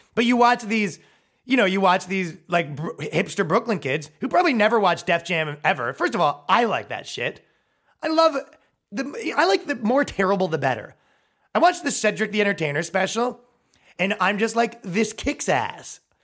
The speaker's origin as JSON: {"language": "English", "country": "Canada", "moved": "as an adult", "lives_now": "United States", "said": "moving here as a Canadian"}